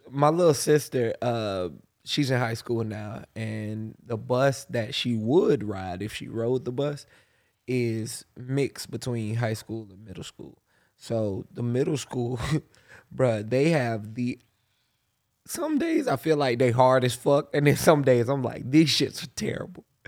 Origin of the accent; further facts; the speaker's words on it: Pensacola, Florida, United States; growing up in Pensacola